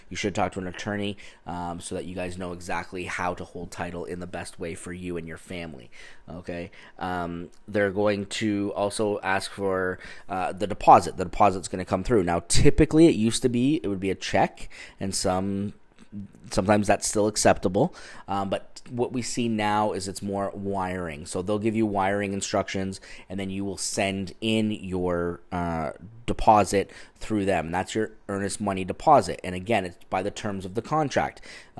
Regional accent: Ontario, Canada; now in California, United States; So this is something that I had to really learn about when I moved here from Ontario, Canada, because up in Ontario, we use real estate attorneys to complete the transactions.

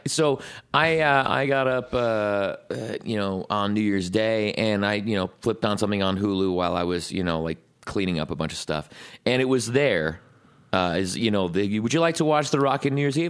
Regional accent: Scotland, United Kingdom; as a Scotsman

